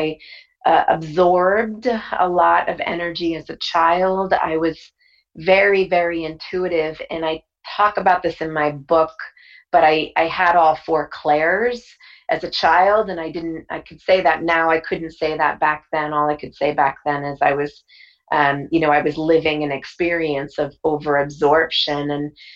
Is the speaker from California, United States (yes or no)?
no; Bridgeport, Connecticut, United States; I was born in Bridgeport, Connecticut